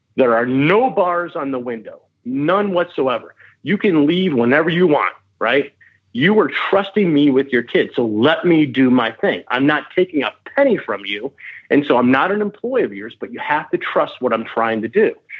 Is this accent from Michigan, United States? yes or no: yes; Michigan, United States; I grew up in Michigan